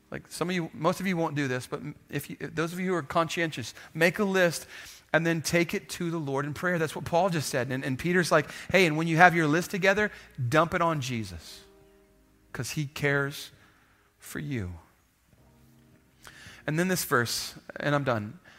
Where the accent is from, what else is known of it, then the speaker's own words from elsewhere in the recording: Kenya; now in Texas, United States; I grew up in Kenya. They didn't have houses. So when I moved back to, to, to Texas, we had a house.